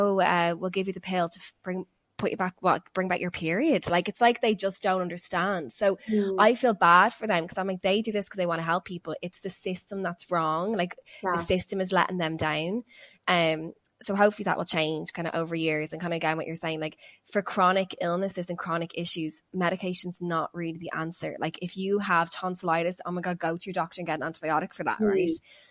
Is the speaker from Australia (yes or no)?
yes; Australia; growing up in Australia, not realizing it.